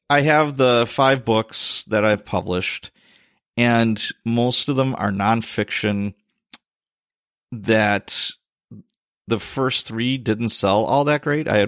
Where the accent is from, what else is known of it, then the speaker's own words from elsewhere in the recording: Chicago, Illinois, United States; Top cities was Chicago, my hometown, Milwaukee, not too surprising